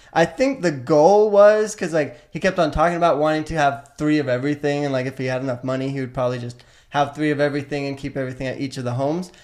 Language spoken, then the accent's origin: English; West Valley City, Utah, United States; I grew up in West Valley City, right in right close to Salt Lake City in Utah